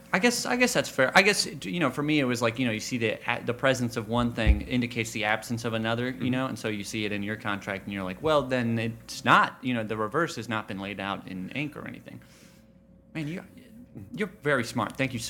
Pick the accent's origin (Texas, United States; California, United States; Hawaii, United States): Texas, United States; I mean, I'm originally from Texas, and when we just got, I mean, I don't know if you've ever been down there. Churches down there are massive.